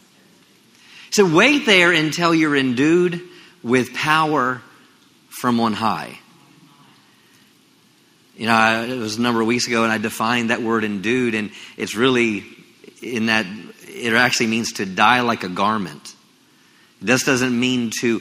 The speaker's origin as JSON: {"language": "English", "region": "Maryland", "country": "United States", "tie": "born or raised there", "moved": "as an adult", "lives_now": "Texas, United States", "said": "I grew up in Maryland"}